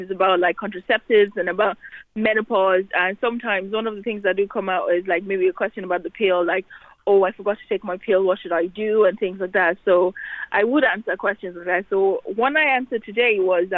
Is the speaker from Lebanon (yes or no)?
no; Nigeria; now in Ireland; I was born in Nigeria, but I've been in Ireland for almost 20 years.